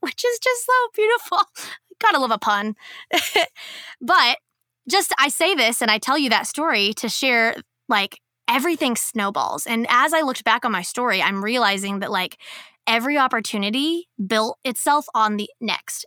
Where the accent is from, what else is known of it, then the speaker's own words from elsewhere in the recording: Kansas, United States; I'm from Kansas